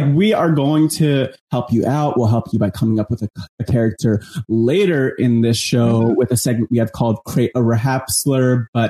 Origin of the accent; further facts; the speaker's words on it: New Jersey, United States; I grew up in New Jersey